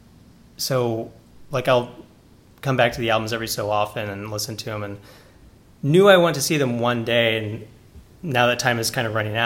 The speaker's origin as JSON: {"language": "English", "country": "United States", "said": "I'm an American kind of intruding on this very dearly held cultural icon of theirs"}